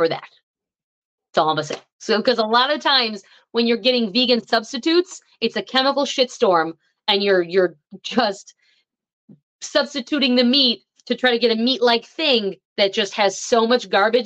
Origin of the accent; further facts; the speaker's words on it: Buffalo, New York, United States; We're from Buffalo